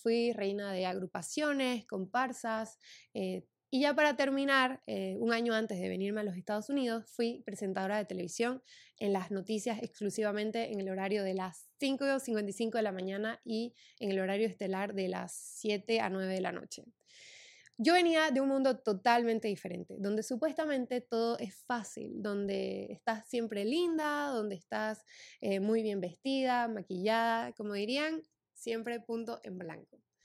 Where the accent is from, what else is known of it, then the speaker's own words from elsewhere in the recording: Santa Cruz de la Sierra, Santa Cruz, Bolivia; moved away as an adult; now in United States; yo soy de Santa Cruz de la Sierra, Bolivia